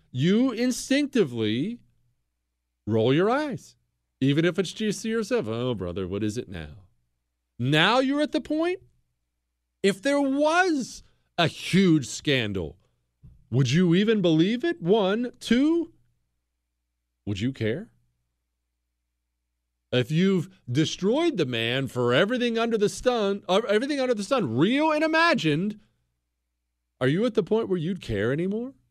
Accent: Ohio, United States; I'm, you know, I grew up in the Rust Belt, Ohio. Blue collar Rust Belt Democrats are my people.

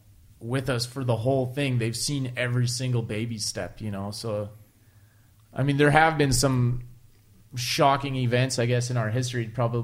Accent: La Crete, Alberta, Canada; now in Spring Hill; we're from Lacrete, is because Mennonites went there originally because there was no road.

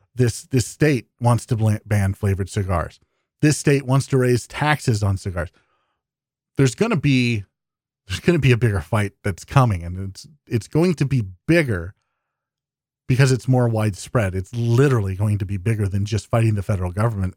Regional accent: Iowa, United States; my home state of Iowa

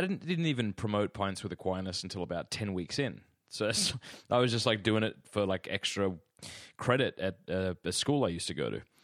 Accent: Australia; now in Clayton, Georgia, United States; as an Australian

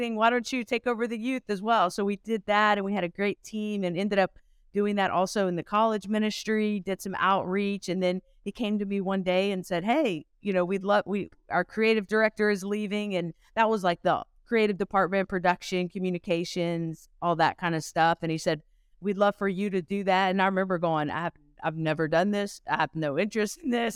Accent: Louisiana, United States; I am originally from Louisiana, so kinda close to the Texas border with you guys

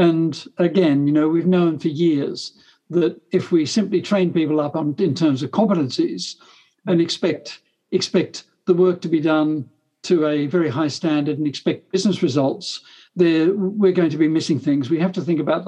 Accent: Australia; now in England; I'm an Australian originally

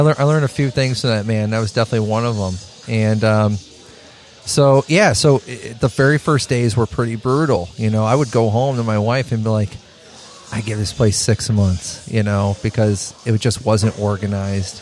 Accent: Chicago, Illinois, United States; moved away as an adult; I come from Chicago, small mom and pop shop type of place run businesses

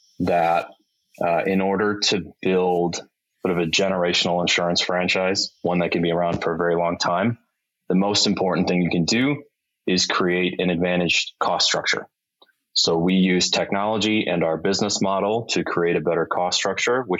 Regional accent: Milwaukee, Wisconsin, United States; moved away as an adult; also born or lived in Chicago; we moved from Chicago back up to Milwaukee

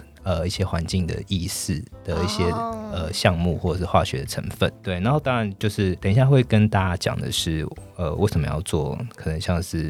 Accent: Taiwan; 我们台湾人很爱吃盐酥鸡，然后享誉享誉全世界。

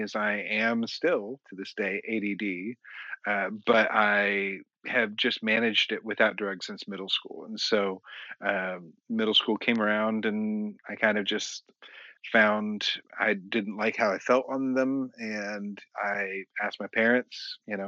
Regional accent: Kansas City, United States; now in Texas, United States; I grew up in Kansas City

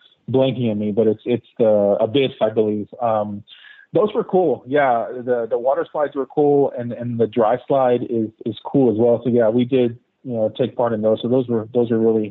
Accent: Texas, United States; We're from Texas

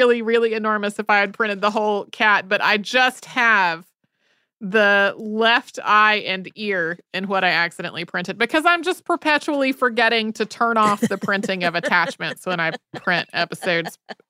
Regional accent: Austin, Texas, United States; I'm originally from Texas, nowhere near Texarkana

